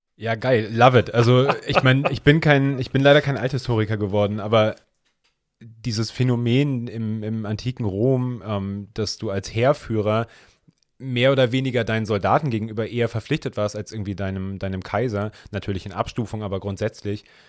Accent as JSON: {"language": "German", "region": "Hamburg", "country": "Germany", "tie": "born or raised there", "said": "ich bin ja im Hamburger Stadtteil Altona aufgewachsen"}